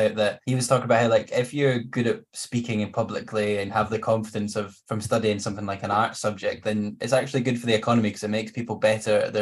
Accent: Scotland, United Kingdom; as a Scottish person

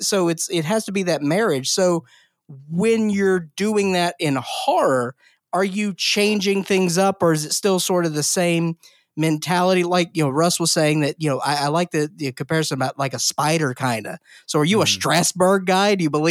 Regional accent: Mississippi, United States; Thank you so much. I'm from Mississippi.

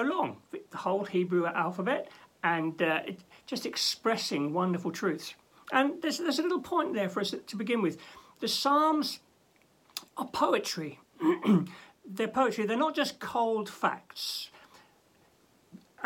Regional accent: London, United Kingdom; now in Norwich, United Kingdom; When I was growing up in London

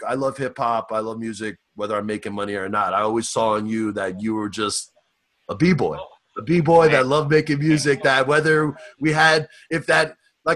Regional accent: New York City, New York, United States; also born or lived in Inglewood, California; now in Los Angeles, United States; I'm from Staten Island

